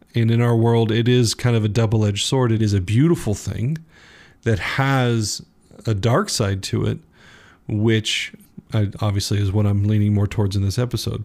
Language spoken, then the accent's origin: English; United States